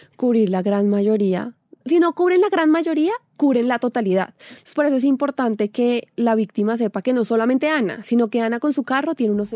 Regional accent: Colombia; nosotros como colombianos

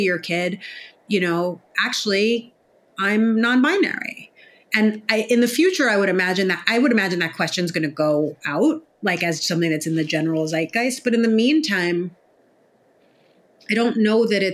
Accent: New York City, New York, United States; I grew up in New York City

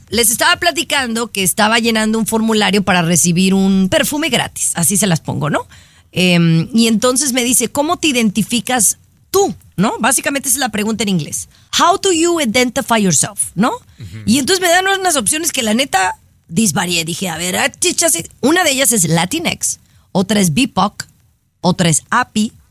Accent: Mexico; ¿Soy una mexicana nacida en México?

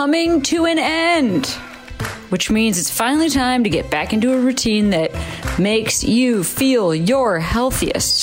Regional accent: Chicago, Illinois, United States; now in Los Angeles, United States; I'm from Chicago originally

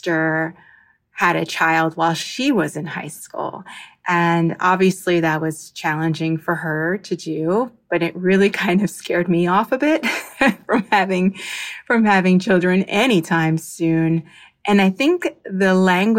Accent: New Jersey, United States; now in Miami, United States; I am a pediatric occupational therapist living in Miami, Florida, and I'm originally from New Jersey

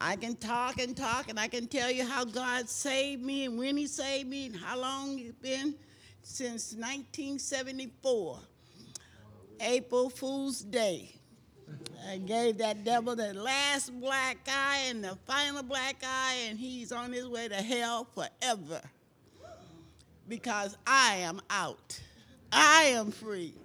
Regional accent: Houston, Texas, United States; I'm from Houston, Texas

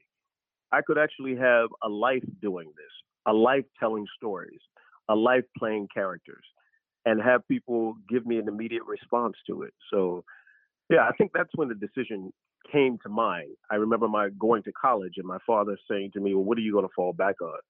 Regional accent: Washington, District of Columbia, United States; I was in D.C.

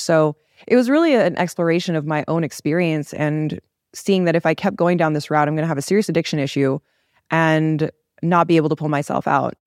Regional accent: Los Angeles, California, United States; I was born in L A. I grew up in a very, like, culturally diverse area, but I still feel very Korean

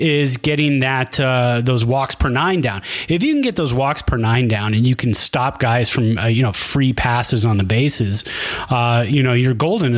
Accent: Bay Area, California, United States; moved away as an adult; now in Reno, United States; I still have a ways to go before I've lived here longer than I have in the Bay Area

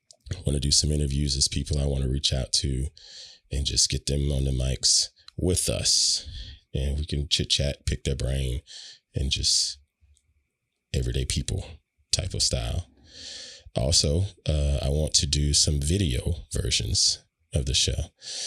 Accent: Southern United States, United States; But that's a dead giveaway of I am a Southerner.

